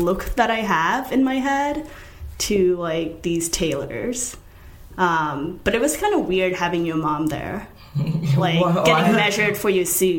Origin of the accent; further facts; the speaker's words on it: Nantucket, Massachusetts, United States; because I grew up on Nantucket. And the only stores on Nantucket are, like, super preppy stuff, or just, like, t-shirts and sweatshirts or whatever that just says Nantucket.